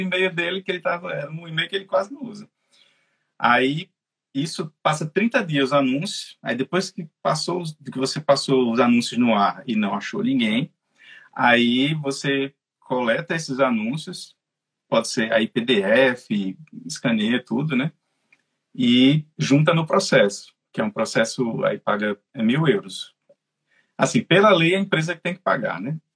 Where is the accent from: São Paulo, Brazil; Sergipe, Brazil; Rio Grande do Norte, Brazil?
Rio Grande do Norte, Brazil; Natal; moved away as an adult; now in Dublin, Ireland; eu sou de Natal